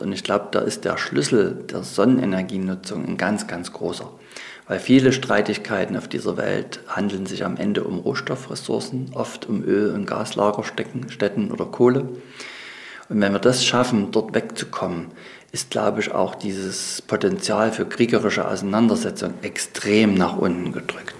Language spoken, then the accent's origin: German; Saxony, Germany; Ich bin ja selber in einer Fürsterei aufgewachsen hier in Sachsen